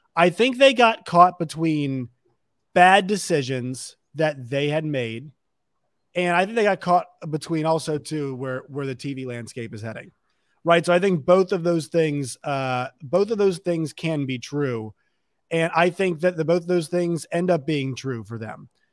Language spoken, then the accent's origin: English; Virginia, United States; I'm from Virginia.